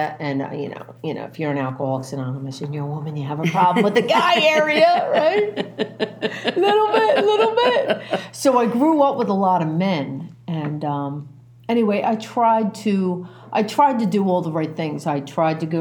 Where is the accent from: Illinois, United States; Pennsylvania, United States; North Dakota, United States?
Pennsylvania, United States; Philadelphia; I'm an Irish Catholic kid, right? I was born in Northeast Philadelphia, and I have four older brothers and myself